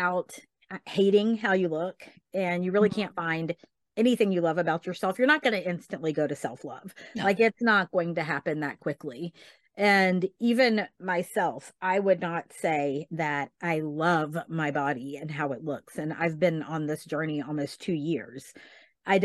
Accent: Tennessee, United States; now in Texas, United States; I grew up in Tennessee

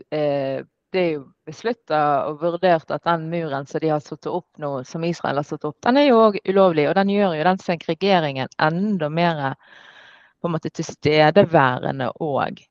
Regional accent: Norway; born or raised there

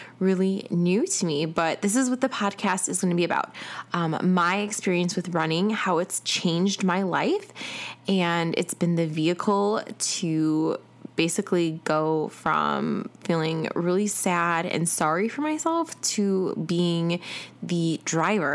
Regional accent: Chicago, Illinois, United States; now in Atlanta, United States; I am originally from Chicago, and I currently live in Atlanta

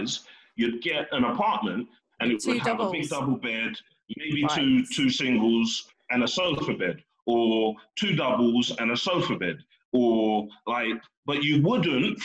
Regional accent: Slough, South East England, United Kingdom; I'm from Slough

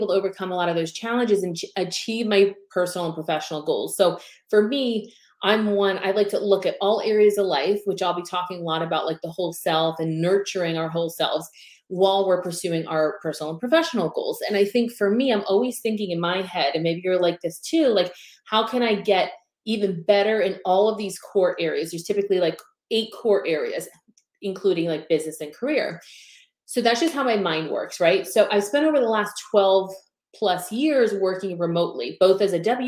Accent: Pennsylvania, United States; also born or lived in South Florida; now in Tampa, United States; I originally was born and raised in Pennsylvania

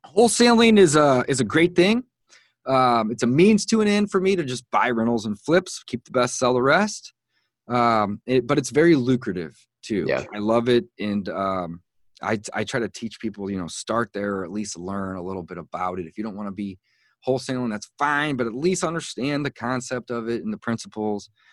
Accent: St. Louis, Missouri, United States; I was born and raised in St. Louis, Missouri, and that's where I live today

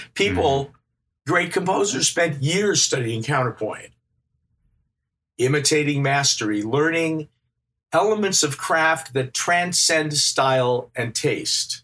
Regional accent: Midwest, United States; moved away as an adult; also born or lived in France; growing up in the Midwest, Midwestern United States

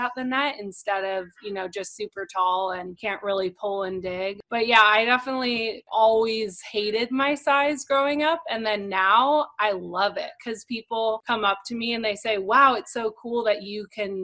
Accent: Santa Barbara, California, United States; moved away as an adult; now in Hermosa Beach, United States; I'm from Santa Barbara, California

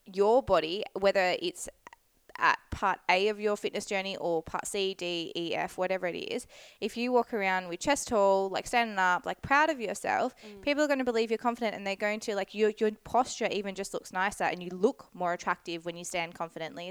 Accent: Scarborough, Western Australia, Australia; now in New South Wales, Australia; my hometown. So in Scarb. So definitely my old stomping ground

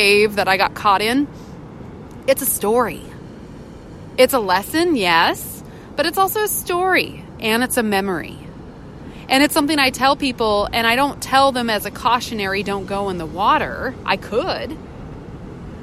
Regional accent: Puget Sound, Northwest, Washington, United States; moved away; also born or lived in California; I grew up on Puget Sound up in the Northwest boating

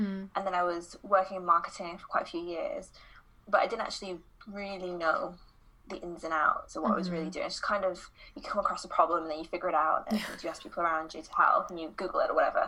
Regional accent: United Kingdom; moved away as an adult; also born or lived in London / Guatemala / Copenhagen, Denmark; I am obviously British, but I've been traveling the last 4 years, and the last year I have spent in Denmark in Copenhagen

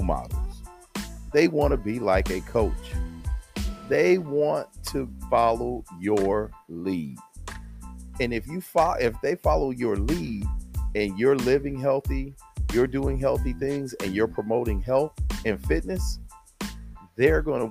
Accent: San Diego, California, United States; accent: Southern drawl; now in Houston, United States; I grew up in sunny Southern California, San Diego to be exact

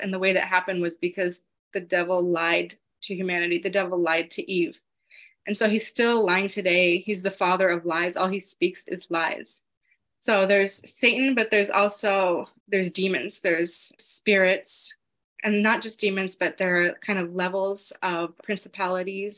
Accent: Los Angeles, California, United States; I'm from Los Angeles.

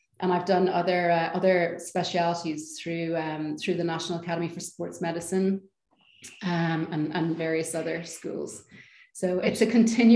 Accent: Ireland; moved away; also born or lived in Amsterdam / London; I'm Irish

